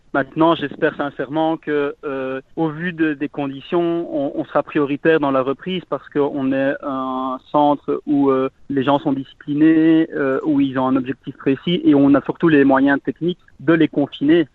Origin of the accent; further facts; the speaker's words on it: Malmedy, Wallonia, Belgium; je suis originaire de Malmedy